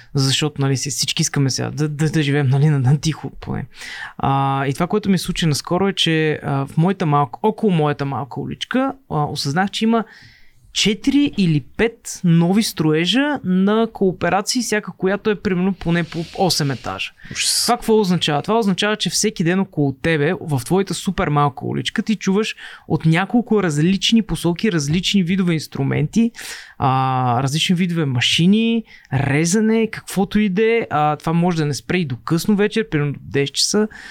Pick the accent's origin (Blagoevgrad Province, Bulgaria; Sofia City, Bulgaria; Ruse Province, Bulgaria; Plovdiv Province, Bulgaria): Plovdiv Province, Bulgaria; Plovdiv; now in Sofia, Bulgaria; в Пловдив, където, откъдето съм аз